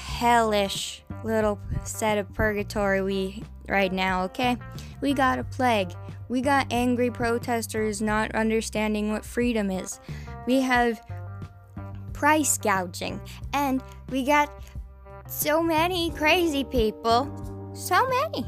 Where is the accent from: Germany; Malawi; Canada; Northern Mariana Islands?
Canada; I'm fucking Canadian.